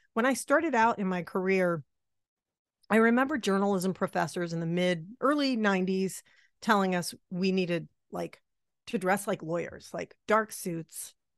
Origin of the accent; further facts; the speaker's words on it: Massachusetts, United States; I grew up in Massachusetts